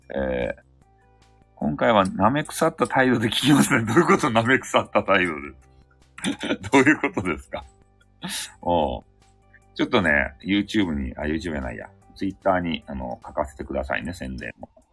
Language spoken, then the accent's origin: Japanese; Fukuoka, Japan; accent: Hakata dialect; 博多弁昔話の、あの、語り部